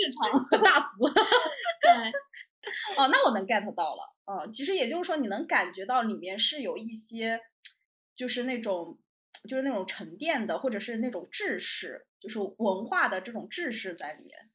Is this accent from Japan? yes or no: no; Jiangsu-Zhejiang-Shanghai area, China; 因为我是江浙沪人士嘛